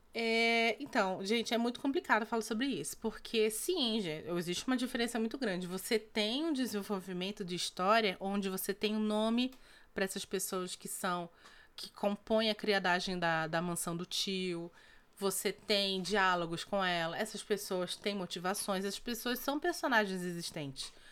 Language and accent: Portuguese; North Region, Brazil; Nós somos do, do norte do, do, do Brasil